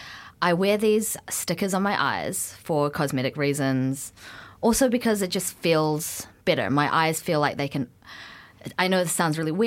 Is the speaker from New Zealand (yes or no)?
yes; New Zealand; moved away as an adult; now in United Kingdom; I'm from New Zealand